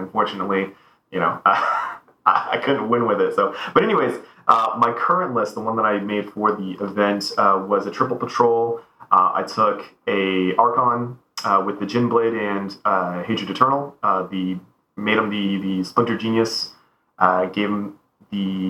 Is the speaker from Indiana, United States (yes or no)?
no; Winter Haven, Florida, United States; I'm from Winter Haven